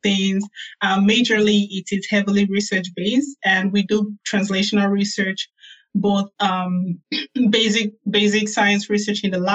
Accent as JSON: {"language": "English", "country": "Nigeria", "tie": "born or raised there", "also_born_or_lived": "South Carolina, United States / Birmingham, Alabama, United States", "moved": "as an adult", "lives_now": "New Haven, United States", "said": "I grew up in Nigeria"}